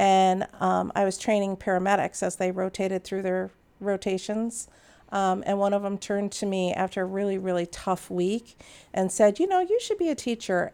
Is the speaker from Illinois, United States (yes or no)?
yes; Naperville, Illinois, United States; I grew up in Naperville